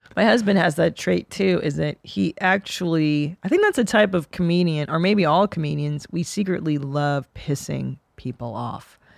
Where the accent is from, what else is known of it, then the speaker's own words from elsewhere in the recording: Southern California, United States; I grew up in Southern California